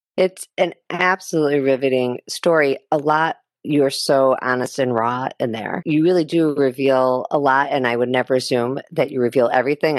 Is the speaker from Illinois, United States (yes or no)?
yes; Chicago, Illinois, United States; Chicago, which is my hometown